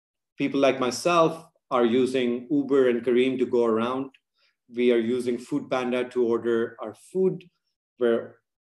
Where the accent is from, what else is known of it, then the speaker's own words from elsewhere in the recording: Pakistan; moved away as an adult; also born or lived in United States / London; when I was growing up in Pakistan